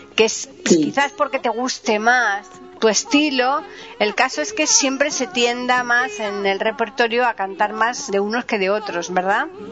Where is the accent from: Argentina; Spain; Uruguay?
Spain; Seville, Andalusia; mi tierra